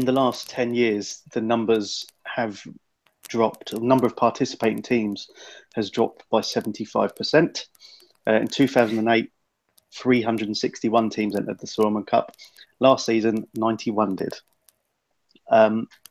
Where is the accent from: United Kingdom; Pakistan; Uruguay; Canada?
United Kingdom; England; being English